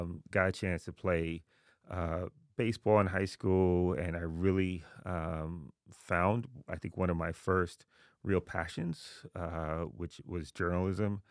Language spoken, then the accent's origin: English; New York City, New York, United States; moved away as an adult; also born or lived in Haiti; now in New Haven, United States; I was born in Haiti, um, but I grew up in Jamaica, Queens